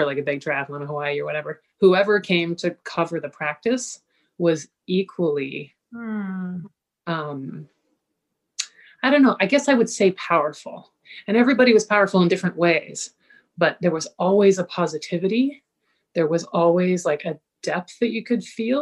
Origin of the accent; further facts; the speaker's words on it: Kingston, Ontario, Canada; I was growing up in Kingston, Ontario